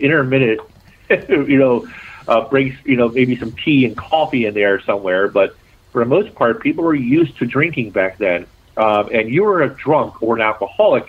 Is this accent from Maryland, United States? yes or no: yes; Baltimore, Maryland, United States; accent: Baltimore; it is my hometown. I was born and raised in Baltimore City.